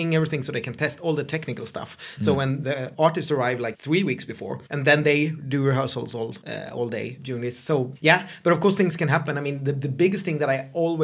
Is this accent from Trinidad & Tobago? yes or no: no; Sweden; I'm the Swedish host of this podcast